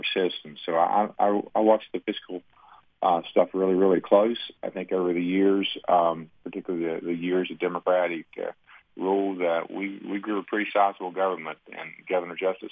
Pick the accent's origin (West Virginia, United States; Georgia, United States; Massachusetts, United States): West Virginia, United States; Kanawha County; I grew up in the Coalfields portion of Kanawha County